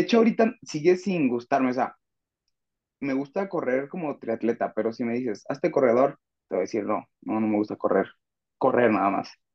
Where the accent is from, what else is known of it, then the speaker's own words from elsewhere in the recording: Zacatecas, Mexico; now in León, Mexico; soy de Zacatecas.